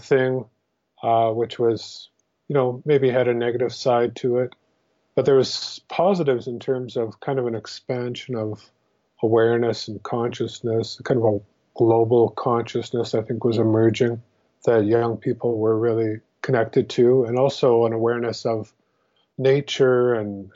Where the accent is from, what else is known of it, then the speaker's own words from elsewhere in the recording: Regina, Saskatchewan, Canada; I grew up in Regina, Saskatchewan, which is kind of in the middle of the Great Prairies